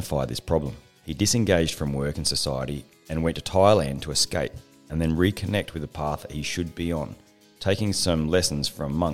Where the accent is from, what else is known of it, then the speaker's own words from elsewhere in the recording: Australia; I'm an Australian Special Forces officer